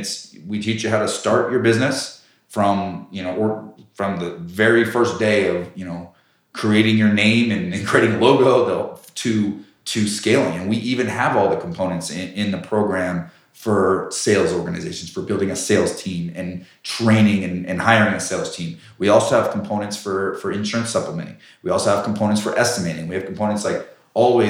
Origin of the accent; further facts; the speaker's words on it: Colorado Springs, Colorado, United States; I knew growing up in Colorado Springs, there was hail every year